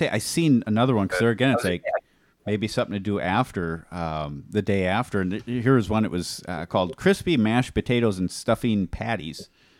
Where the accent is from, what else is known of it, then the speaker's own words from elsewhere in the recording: Hawaii, United States; now in Wisconsin, United States; So I grew up in Hawaii.